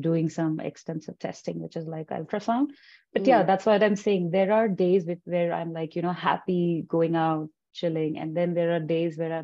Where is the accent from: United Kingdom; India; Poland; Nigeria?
India; Punjab; moved away as an adult; now in Calgary, Canada; I'm from India, so we do follow, you know, rituals and stuff